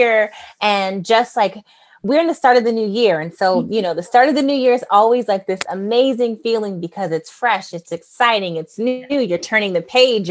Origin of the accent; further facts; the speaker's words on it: Long Beach, California, United States; also born or lived in Harlem, New York; now in New York City, United States; I am born and raised Long Beach, California